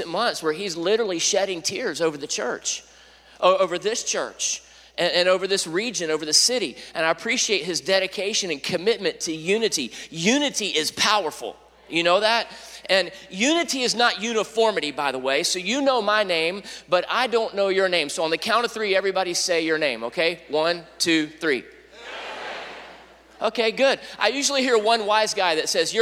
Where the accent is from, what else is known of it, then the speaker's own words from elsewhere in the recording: Jacksonville, Florida, United States; I grew up here in Jacksonville